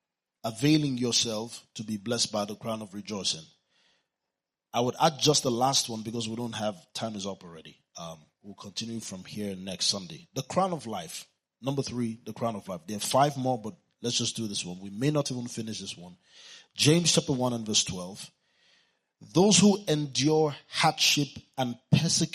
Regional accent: Kano, Kano State, Nigeria; I was born in Kano, and my father is still there

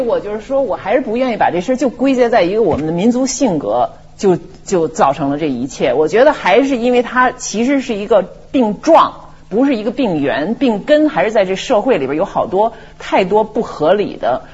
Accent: China; 我中国人好赌

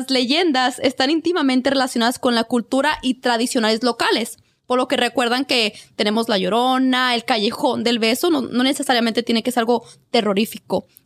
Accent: Mexico; now in United States; Yo soy de México

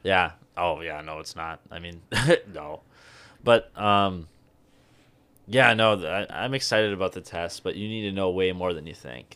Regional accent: Tomah, Wisconsin, United States; that's where I was brought up

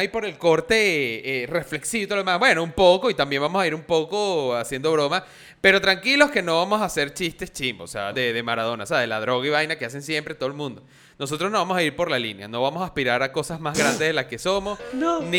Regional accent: Venezuela

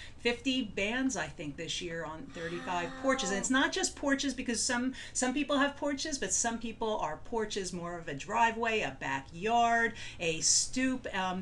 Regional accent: Cranford, New Jersey, United States; my hometown, Cranford, New Jersey

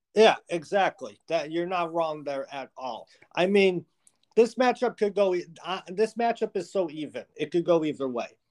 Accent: Buffalo, New York, United States; we're both from Buffalo

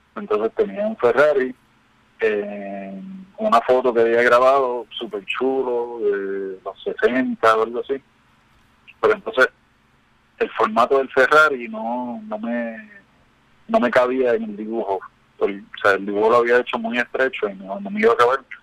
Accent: Ponce, Puerto Rico; now in Miami, United States; yo soy de Ponce

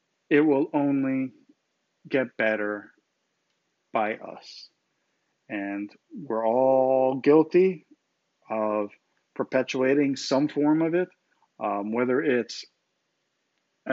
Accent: United States; I'm an American. I was born in this country.

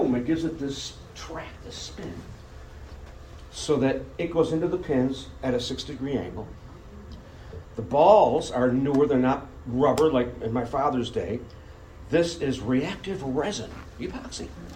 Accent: Buffalo, New York, United States; moved away as an adult; now in Rochester, United States; I grew up in Buffalo.

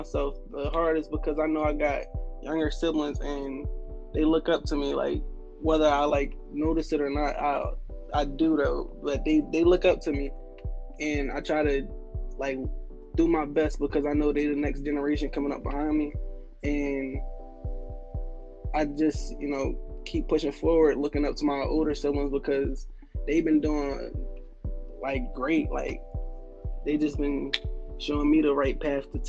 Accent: Chester, Pennsylvania, United States; I'm from Chester, born and raised.

